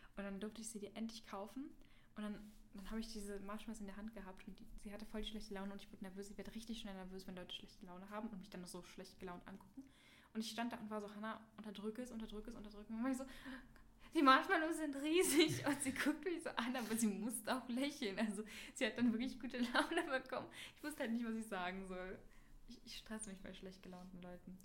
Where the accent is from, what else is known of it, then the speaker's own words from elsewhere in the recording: Berlin, Germany; in der siebten Klasse wechselt man ja mal die Schule. In Berlin.